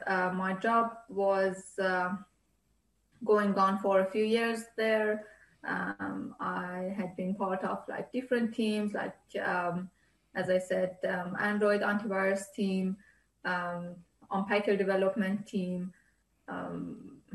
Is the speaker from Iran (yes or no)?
yes; Iran; moved away; Iran, my home country